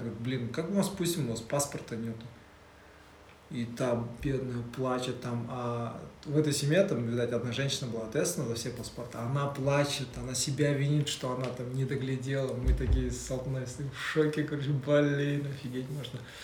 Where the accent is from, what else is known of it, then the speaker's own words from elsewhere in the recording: Kazakhstan; мы же казахи